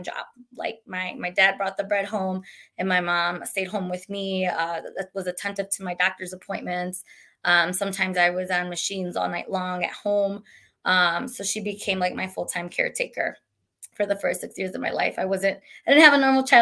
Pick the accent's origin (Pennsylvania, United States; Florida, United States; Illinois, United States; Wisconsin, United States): Wisconsin, United States; Milwaukee; I was born and raised in Milwaukee, Wisconsin, South Side to be specific